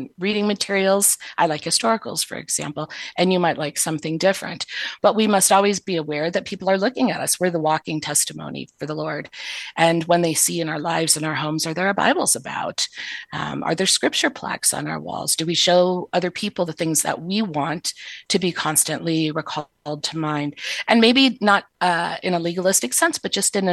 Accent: the North, United States; I'm from the North too

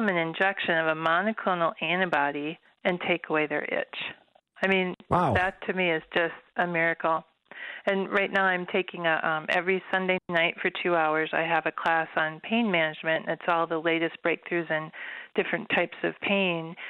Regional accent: Watertown, Minnesota, United States; I grew up on a farm in Watertown, Minnesota

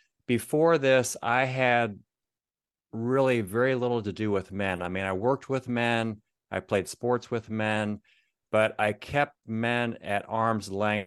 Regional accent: Akron, Ohio, United States; now in Florida, United States; I'm a Buckeye. I was born in Akron, lived different places, but mostly Northeast Ohio.

